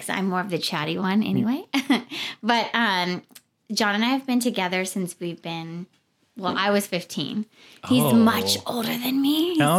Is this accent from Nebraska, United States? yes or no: yes; Nebraska, United States; now in Arizona, United States; We're originally both from Nebraska, but we did both go to U of A.